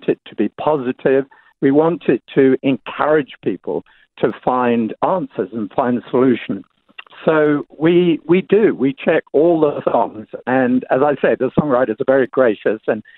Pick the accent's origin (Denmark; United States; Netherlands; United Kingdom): United Kingdom; England; moved away; because I'm English, people assume that I like drinking tea all the time